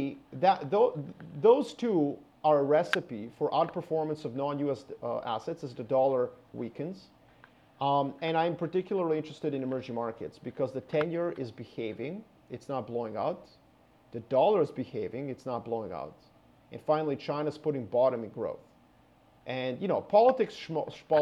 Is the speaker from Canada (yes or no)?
yes; Canada; I'm Canadian